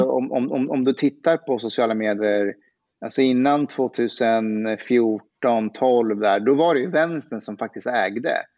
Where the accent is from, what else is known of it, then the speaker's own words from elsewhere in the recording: Afghanistan; now in Sweden; jag, jag, är afghan, då skämtar vi så att jag, jag är en superassimilerad bostadsrättsafghan